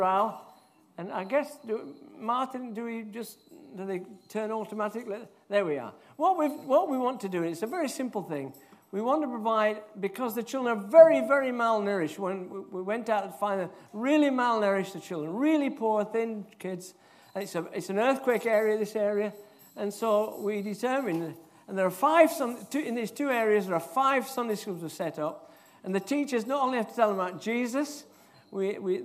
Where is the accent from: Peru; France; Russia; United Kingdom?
United Kingdom; Yorkshire and the Humber; moved away; also born or lived in Edinburgh; I'm from Yorkshire